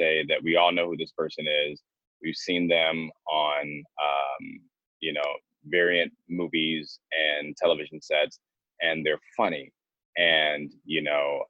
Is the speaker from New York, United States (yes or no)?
yes; Rochester, New York, United States; also born or lived in Georgia / California; now in Florida, United States; So I was born and raised in Rochester, New York, and then we moved down to Georgia.